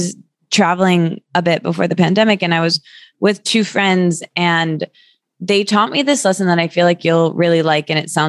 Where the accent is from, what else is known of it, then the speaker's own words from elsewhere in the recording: Midwest, United States; because essentially I'm from the Midwest and I'm like a real people pleaser.